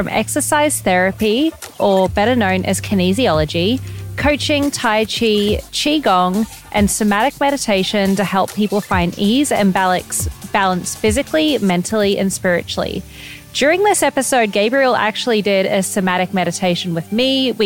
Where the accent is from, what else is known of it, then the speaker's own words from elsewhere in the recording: Gold Coast, Queensland, Australia; also born or lived in Greenville, South Carolina, United States; my two hometowns, Gold Coast, Australia and Greenville, South Carolina, which is dad's from here, mum's from Australia